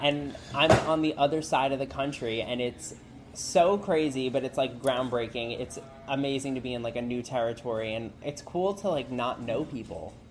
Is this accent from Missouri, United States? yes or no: no; New Jersey, United States; moved away as an adult; now in Los Angeles, United States; I'm from New Jersey. I actually just moved to Los Angeles three weeks ago.